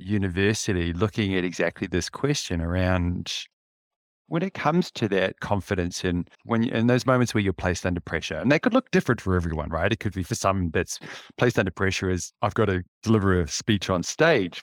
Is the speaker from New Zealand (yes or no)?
yes; Auckland, New Zealand; I grew up in West Auckland, so Tiatatu, Henderson, that area